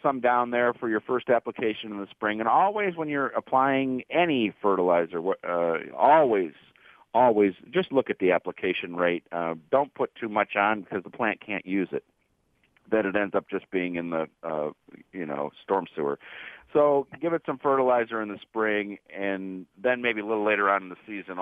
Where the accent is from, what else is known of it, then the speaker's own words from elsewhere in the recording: Warrensville Heights, Ohio, United States; as a young child growing up in Warrensville Heights, Ohio